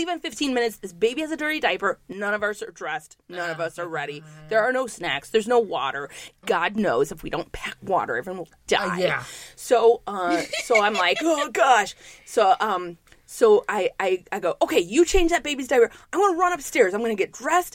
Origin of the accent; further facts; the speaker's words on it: New York City, New York, United States; I'm a New Yorker.